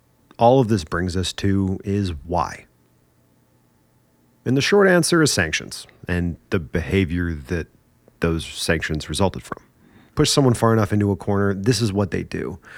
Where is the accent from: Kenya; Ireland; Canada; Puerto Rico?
Canada; Yeah, we're Canadian.